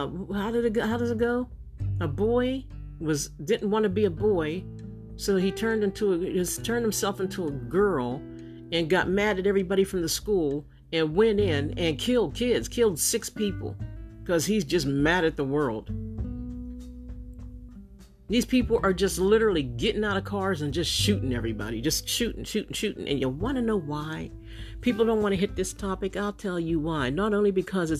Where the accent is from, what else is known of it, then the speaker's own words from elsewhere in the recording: Pennsylvania, United States; I'm from Pennsylvania